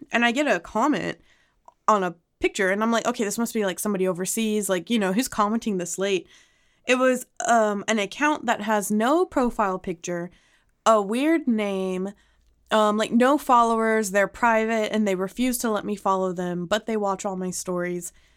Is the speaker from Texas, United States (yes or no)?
yes; Highland Park, Texas, United States; I'm from Highland Park